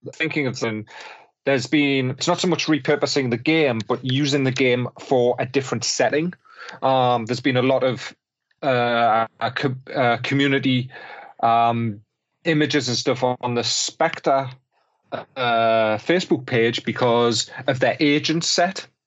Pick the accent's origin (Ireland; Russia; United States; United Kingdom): United Kingdom; Newcastle upon Tyne, North East England; I'm a Geordie